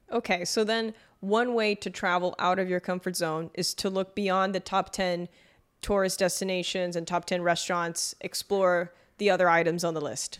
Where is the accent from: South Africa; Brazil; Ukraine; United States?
Brazil; I grew up in Brazil